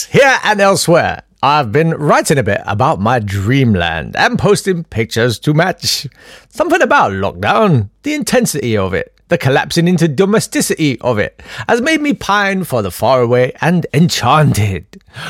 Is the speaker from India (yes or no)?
yes; Kolkata, West Bengal, India; born there; I was born in Calcutta.